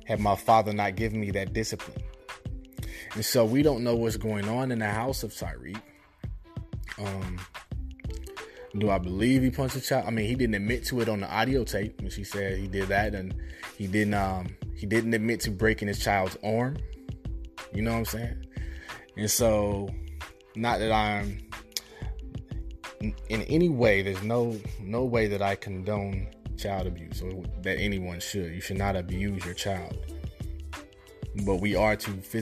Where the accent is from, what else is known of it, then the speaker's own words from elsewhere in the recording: Kansas City, Missouri, United States; I grew up in Kansas City, Missouri, born 1979.